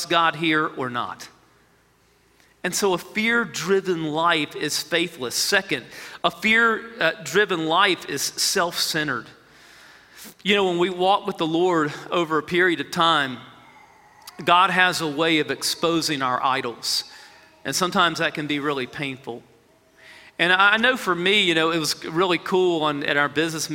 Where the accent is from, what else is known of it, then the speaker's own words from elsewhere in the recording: United States; as American believers